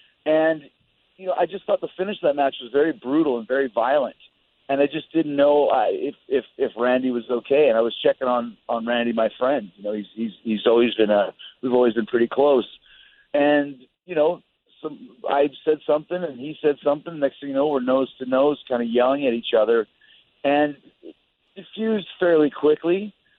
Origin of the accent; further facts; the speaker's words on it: Winnipeg, Manitoba, Canada; growing up where I grew up in Winnipeg and, you know, my dad's lineage of being in the NHL